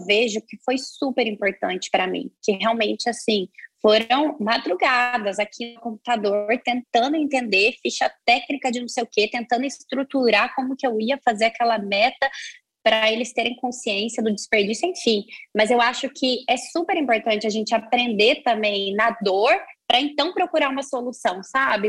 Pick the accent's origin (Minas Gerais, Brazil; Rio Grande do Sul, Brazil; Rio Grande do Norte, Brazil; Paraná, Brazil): Minas Gerais, Brazil; moved away as an adult; now in São Paulo, Brazil; eu venho de Minas, eu vim de Minas Gerais, moro em São Paulo, vai fazer nove anos